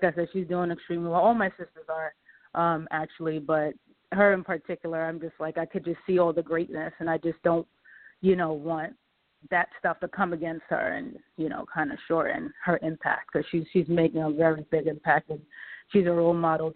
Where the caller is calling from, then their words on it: New York, United States; I'm calling from New York